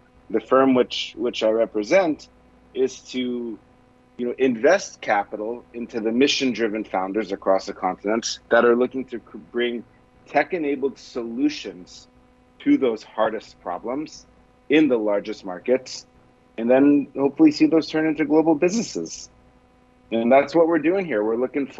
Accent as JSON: {"language": "English", "country": "Israel", "said": "I'm from Israel originally"}